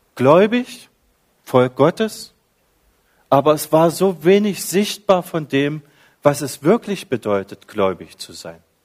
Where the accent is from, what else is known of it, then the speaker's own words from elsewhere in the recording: Dessau, Saxony-Anhalt, Germany; moved away as an adult; also born or lived in Carinthia, Austria; now in Villach, Austria; ich bin ein Ossi, äh, Ostdeutschland, ganz in der Nähe von der Lutherstadt Wittenberg, 20 Kilometer davon, da liegt die Stadt Dessau